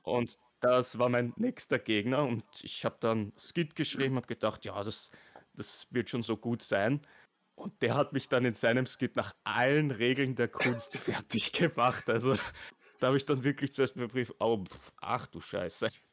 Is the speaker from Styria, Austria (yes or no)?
no; Vienna, Austria; Ich bin ein ah. echter Wiener